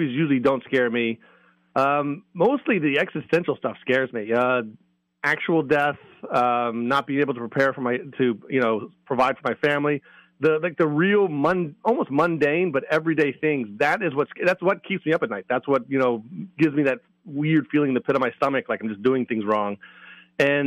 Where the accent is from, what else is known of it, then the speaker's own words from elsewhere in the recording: Maryland, United States; moved away as an adult; also born or lived in Virginia; now in New England, United States; from my home state. Well, from Virginia, but I'm from Maryland. So I was from the Mid-Atlantic.